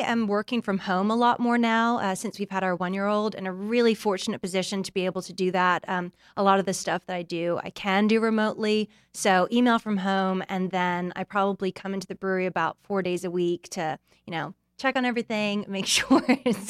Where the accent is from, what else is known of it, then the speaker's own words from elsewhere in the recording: Bermuda; moved away as an adult; also born or lived in Canada; So I'm originally from Bermuda, born and raised.